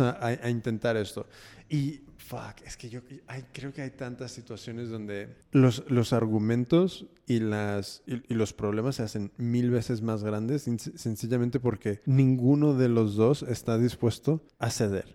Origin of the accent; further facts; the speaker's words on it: United States; yo soy de Estados Unidos. Mm, mi familia es mexicana, pero yo soy nacido y criado ahí